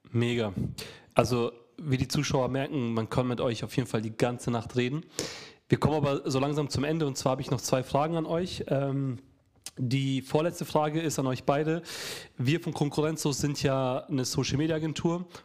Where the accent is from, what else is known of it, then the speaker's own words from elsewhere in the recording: Montenegro; weil so in der ersten Passage geht es um Montenegro, meine Heimat